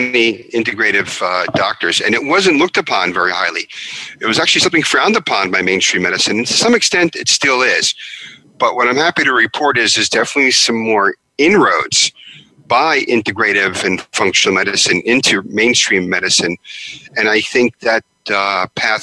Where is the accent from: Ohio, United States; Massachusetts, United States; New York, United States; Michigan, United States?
New York, United States; Long Island; also born or lived in Haifa, Israel; I grew up on Long Island, New York.